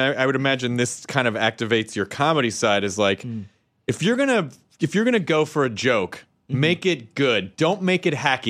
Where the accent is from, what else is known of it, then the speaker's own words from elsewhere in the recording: Tennessee, United States; I'm from Tennessee and it's fun.